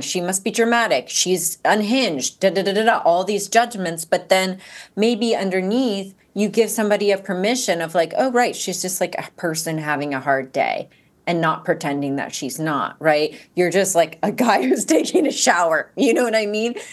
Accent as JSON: {"language": "English", "region": "Georgia", "country": "United States", "tie": "born or raised there", "said": "growing up in Georgia"}